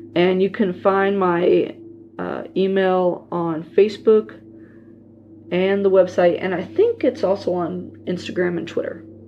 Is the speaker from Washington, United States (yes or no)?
no; Leavenworth, Kansas, United States; We had a Dickinson at the Leavenworth Plaza in my hometown and used to go there all the time